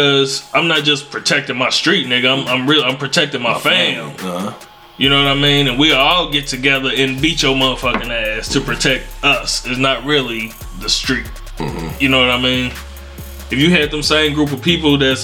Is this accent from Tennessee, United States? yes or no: no; New York City, New York, United States; I'm from the G, I'm from the Bronx, this is my hood